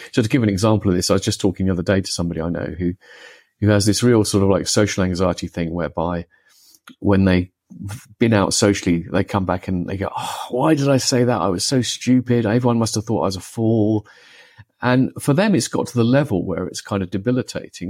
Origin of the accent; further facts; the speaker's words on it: United Kingdom; I grew up in the United Kingdom